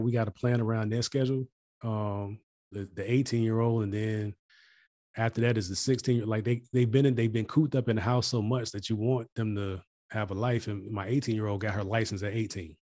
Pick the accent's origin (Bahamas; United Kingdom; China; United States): United States; as an American